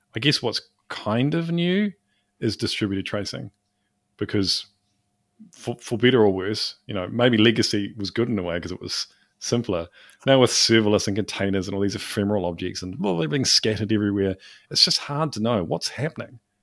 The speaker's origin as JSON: {"language": "English", "country": "New Zealand", "said": "I'm from New Zealand, small country."}